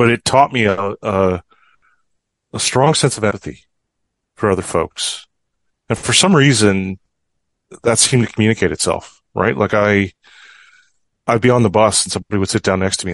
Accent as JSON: {"language": "English", "town": "Fort St. John", "region": "British Columbia", "country": "Canada", "tie": "born or raised there", "said": "I grew up in Fort St. John"}